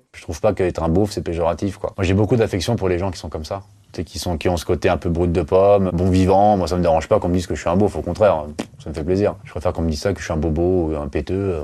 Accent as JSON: {"language": "French", "area": "Breton", "region": "Brittany", "country": "France", "said": "Je suis breton"}